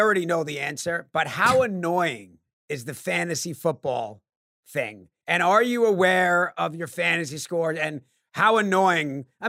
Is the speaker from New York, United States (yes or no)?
yes; New York, United States; Now, we're from New York, so we know what cold is.